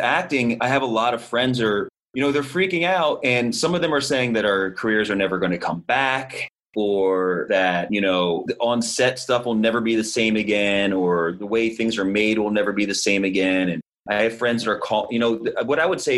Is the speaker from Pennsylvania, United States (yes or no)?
yes; Philadelphia, Pennsylvania, United States; moved away; I'm from Philly